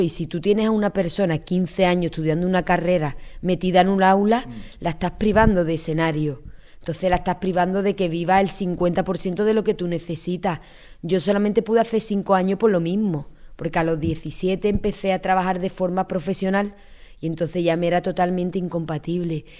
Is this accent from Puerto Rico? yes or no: no; Cádiz, Andalusia, Spain; Salí de Cádiz